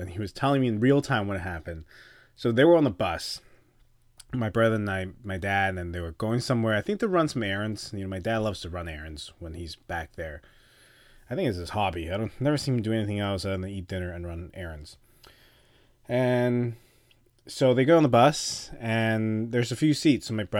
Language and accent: English; Canada; So being Canadian and Taiwanese Canadian, I'm part of two nations that are not exactly in China's good books right now.